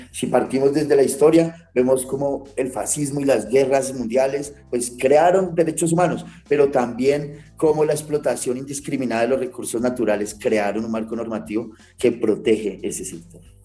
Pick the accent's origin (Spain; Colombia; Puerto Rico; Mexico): Colombia; nosotros como colombianos